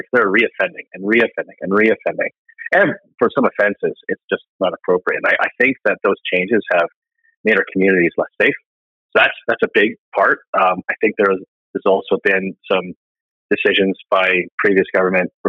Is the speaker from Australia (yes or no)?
no; Calgary, Alberta, Canada; also born or lived in Edmonton; I'm from Calgary, but I do also have a place in Edmonton